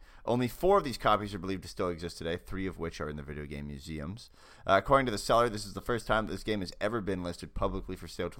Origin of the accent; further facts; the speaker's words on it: Canada; Even though I'm Canadian.